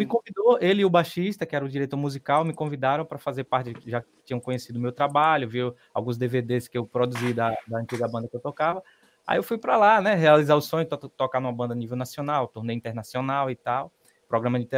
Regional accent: Queimadas, Bahia, Brazil; Eu sou da cidade de Queimadas, no interior da Bahia, aqui no sertão.

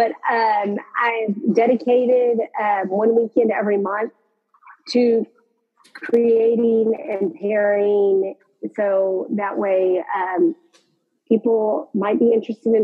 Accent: Texas, United States; born here, die here. I'm that Texan

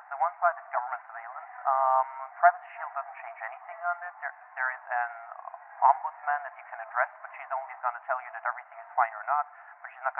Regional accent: Austria

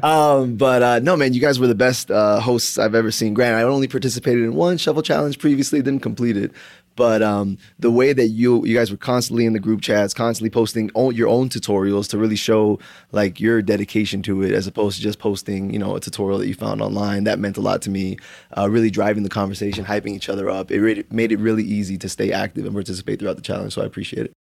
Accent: South Florida, United States; moved away as an adult; also born or lived in Broward County, Florida / Miami, Florida; now in Tempe, United States; I'm originally from South Florida, uh, born in Broward County, ended up moving to Miami when I was, like, eleven, um, and, uh, basically lived in Florida until a year and a half ago when I moved out to Arizona.

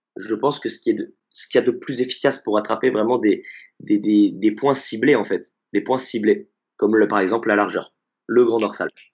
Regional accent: Grenoble, Auvergne-Rhône-Alpes, France; je suis de Grenoble

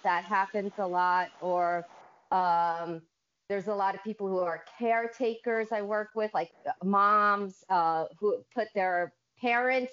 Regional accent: Bridgewater, New Jersey, United States; I am from Bridgewater, New Jersey, all the way in the United States

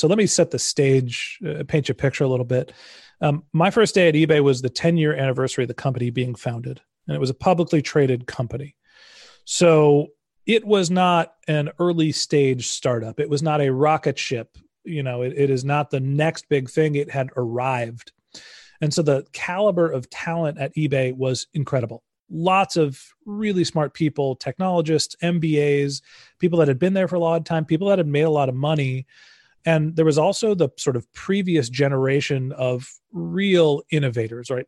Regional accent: Silicon Valley, California, United States; I grew up in Silicon Valley

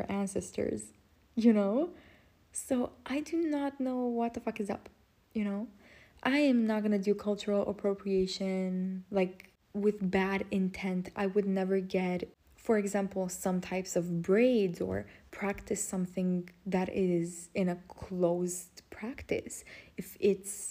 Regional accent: Romania; English is a second language; I'm Romanian.

